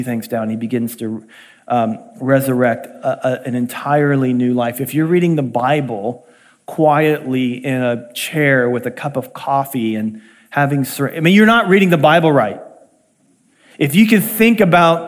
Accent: Columbia, Missouri, United States; my hometown in Columbia, Missouri

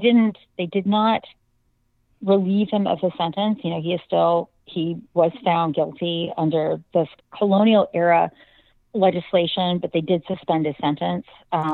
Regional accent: United States; also born or lived in California; as an American

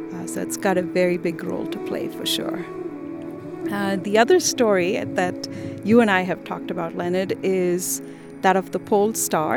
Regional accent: India; moved away as an adult; now in Utah, United States; I am born and raised in India

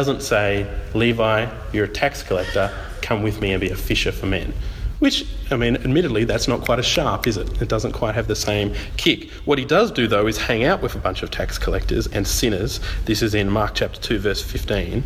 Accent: Tasmania, Australia; I'm from Tassie

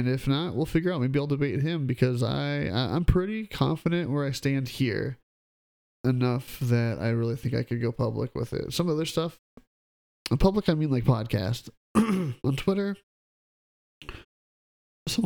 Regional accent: Midwest, United States; I'm from the Midwest

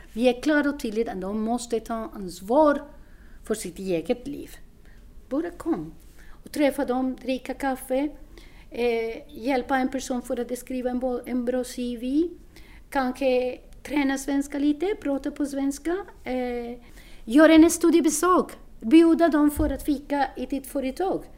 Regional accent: Colombia; Swedish is a second language; moved away as an adult; now in Sweden; Jag kommer från Colombia och jag har bott i Sverige sju år

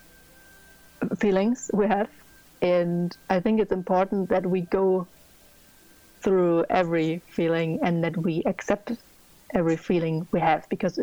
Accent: Germany; I'm from Germany

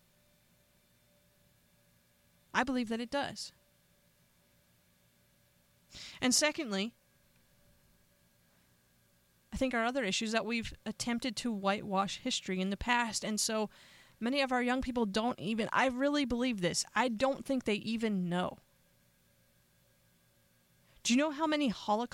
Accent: Northeast, United States; I grew up in the Northeast

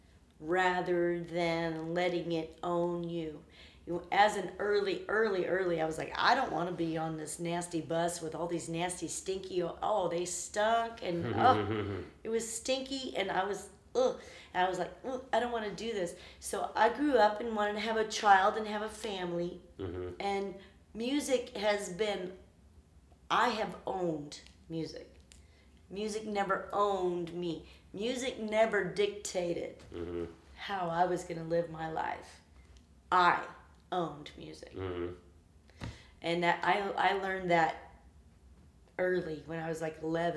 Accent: Arkansas, United States; moved away; I was 11, and I was in the Arkansas. I was from Arkansas

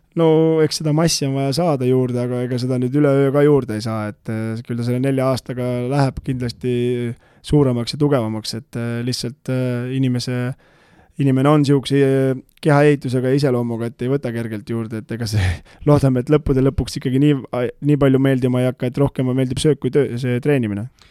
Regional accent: Tamsalu, Lääne-Viru County, Estonia; also born or lived in Rae, Harju County; minu kodukandi tiim

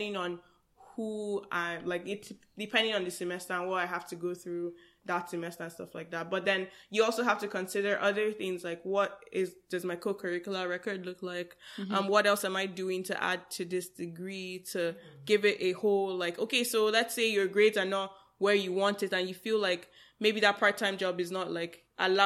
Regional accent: Nigeria; now in Canada; I'm coming from Nigeria

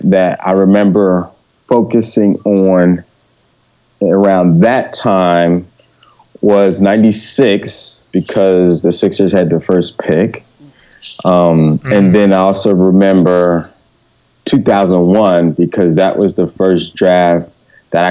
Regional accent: Philadelphia, Pennsylvania, United States; growing up in Philly.

